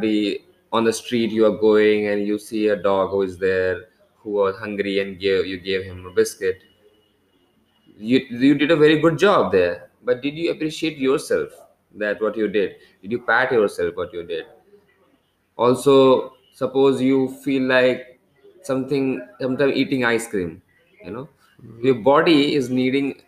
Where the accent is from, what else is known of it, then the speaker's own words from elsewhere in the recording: India; also born or lived in Kolkata; I am basically from India